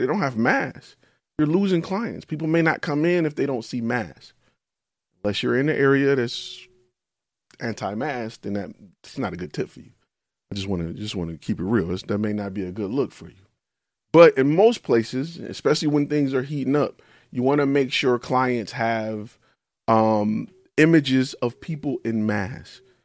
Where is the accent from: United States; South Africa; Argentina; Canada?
United States; Detroit, Michigan; I'm from Detroit